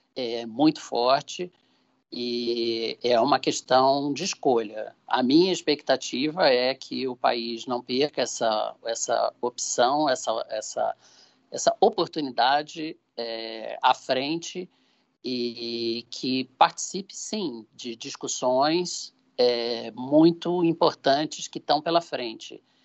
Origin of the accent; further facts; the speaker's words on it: Brazil; Eu, como brasileiro e presidente da Shell Brasil